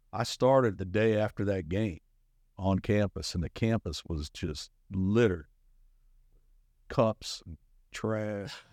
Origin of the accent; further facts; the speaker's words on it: Arizona, United States; moved away as an adult; also born or lived in Georgia / Kansas City / Fayetteville, Arkansas / Tulsa, Oklahoma; now in Charlotte, United States; I was born in Georgia, but raised in Arizona